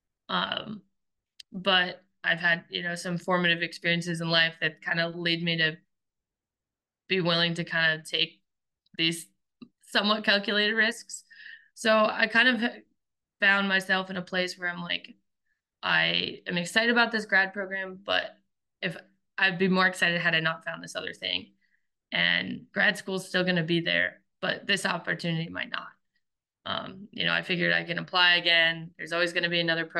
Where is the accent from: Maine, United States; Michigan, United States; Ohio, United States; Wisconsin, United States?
Maine, United States; Belfast; also born or lived in New Hampshire; I grew up pretty much all of my life that I'm in memory in Belfast, Maine, which is a small coastal town in the mid coast.